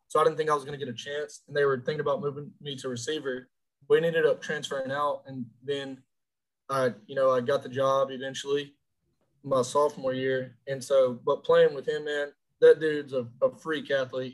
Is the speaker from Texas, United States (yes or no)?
yes; Orange, Texas, United States; I'm from Orange, Texas, Fruit City, Texas. Uh, the 409. I was raised there, born there